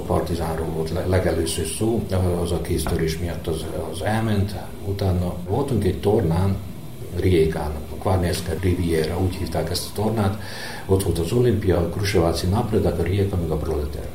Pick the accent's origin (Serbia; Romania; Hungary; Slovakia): Serbia; Vojvodina; itt a pályától 5 méterre van a mi házunk, tehát én itt, itt születtem majdnem a pályán, úgyhogy kiskorom óta labdaszedő